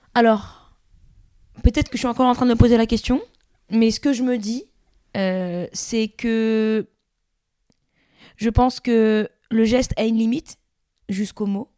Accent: Gennevilliers, Île-de-France, France; On a joué dans la rue à Gennevilliers, euh, qui est ma ville natale

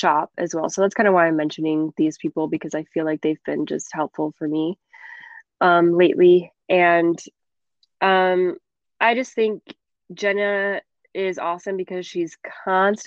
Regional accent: Michigan, United States; moved away; my hometown in Michigan.

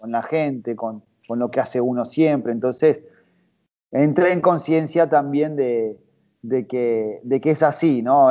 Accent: Buenos Aires, Argentina; yo nací, nací en el barrio de Saavedra

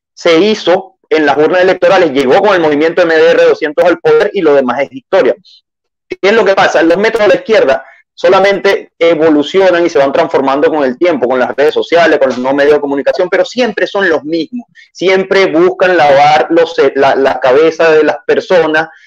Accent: Venezuela; moved away as an adult; now in Chile; Soy venezolano, ejercí la carrera del derecho abogado de la rama penal en Venezuela, cerca de dos años

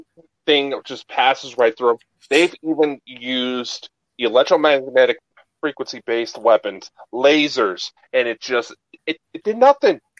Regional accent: United States; I'm American

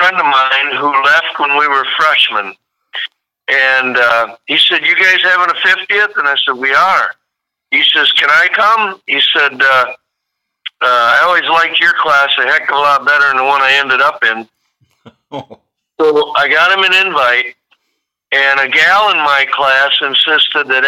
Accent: Hillsboro, Wisconsin, United States; from Hillsboro, Wisconsin

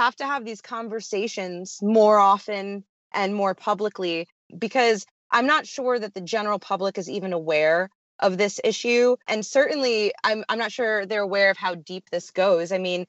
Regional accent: United States; we're from America

